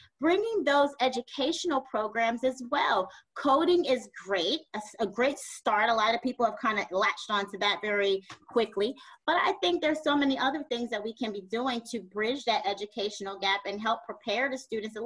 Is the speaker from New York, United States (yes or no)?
yes; New York City, New York, United States; moved away as an adult; also born or lived in U.S. Virgin Islands / Midwest; I'm born and raised in Brooklyn, New York.